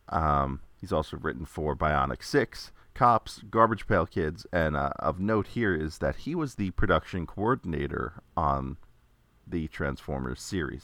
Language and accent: English; New York, United States; growing up in New York